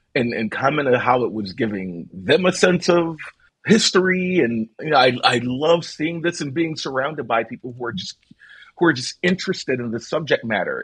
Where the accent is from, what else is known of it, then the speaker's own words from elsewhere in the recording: Philadelphia, Pennsylvania, United States; I grew up in South Philadelphia